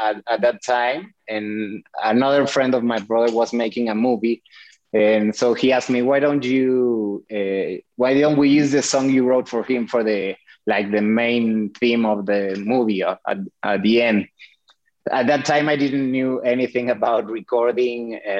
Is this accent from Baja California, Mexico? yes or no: no; Mexico City, Mexico; I was born and raised in Mexico City.